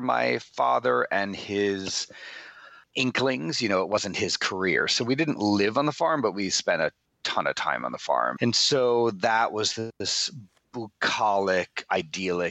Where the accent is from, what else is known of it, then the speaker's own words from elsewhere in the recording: Bayport, New York, United States; moved away as an adult; also born or lived in Manhattan / New Orleans; now in Los Angeles, United States; really grew up in this little seafaring town on Long Island on the South Shore called Bayport.